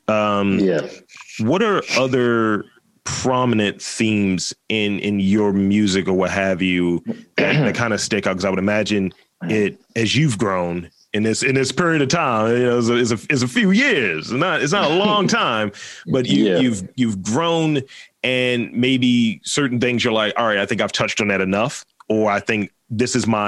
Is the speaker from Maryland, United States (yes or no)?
yes; Baltimore, Maryland, United States; I've always lived here. I'm from East Baltimore